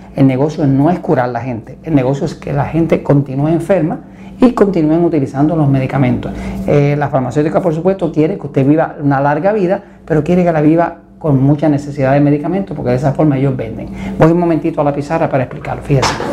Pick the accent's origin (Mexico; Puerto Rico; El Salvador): Puerto Rico; en mi tierra, en Puerto Rico